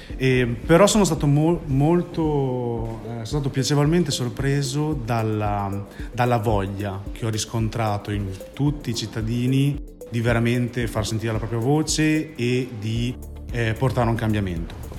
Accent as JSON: {"language": "Italian", "town": "Bologna", "region": "Emilia-Romagna", "country": "Italy", "said": "vengo da Bologna"}